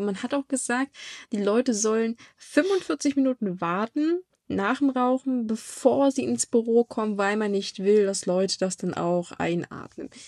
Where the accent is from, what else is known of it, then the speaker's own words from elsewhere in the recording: Germany; bei uns in Deutschland